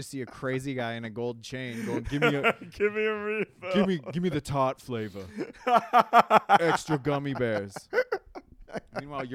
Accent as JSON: {"language": "English", "region": "Southern California", "country": "United States", "said": "I'm from Southern California. I learned to drive in a community college parking lot"}